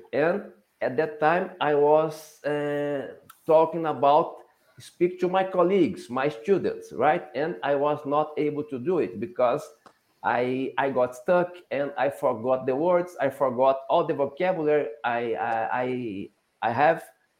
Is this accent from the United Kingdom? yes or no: no; Brazil; English is a second language; I'm from Brazil. And I work as a lawyer here in my country.